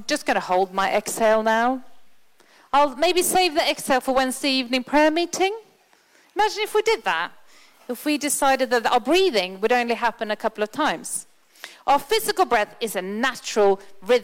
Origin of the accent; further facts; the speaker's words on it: Sweden; moved away; I'm from Sweden